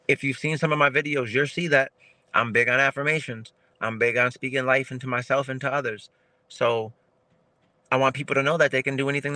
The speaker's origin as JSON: {"language": "English", "town": "Springfield", "region": "Massachusetts", "country": "United States", "said": "I'm from Springfield, Mass. My city ain't big. Not a lot of us make it out of here."}